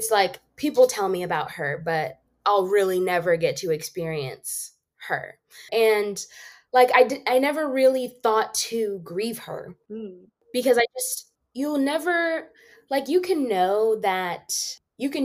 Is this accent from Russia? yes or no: no; Zimbabwe; I was born in Zimbabwe